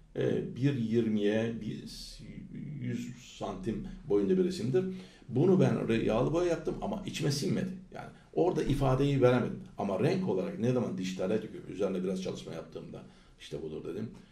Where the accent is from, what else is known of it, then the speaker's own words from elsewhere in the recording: İzmir, Turkey; also born or lived in Ankara; Ben Ankara doğumluyum. 67'de e, çocukluk daha ilkokul 2'de e, yarısında e, Şubat'ın valla ortalarıydı. Ankara, İz, İzmir'e geldik.